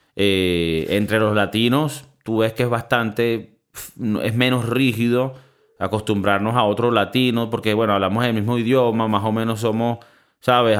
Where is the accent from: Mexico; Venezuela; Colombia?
Venezuela; now in Spain; viniendo de Venezuela